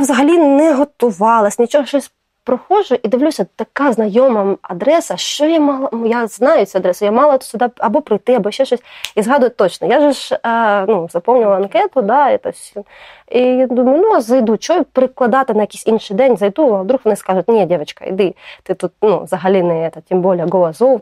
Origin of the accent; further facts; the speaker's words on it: Kherson, Kherson Oblast, Ukraine; moved away as an adult; я з Херсону